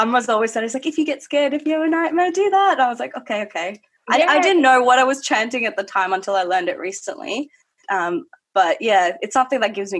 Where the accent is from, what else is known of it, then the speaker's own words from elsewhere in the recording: Melbourne, Victoria, Australia; we are both from Melbourne.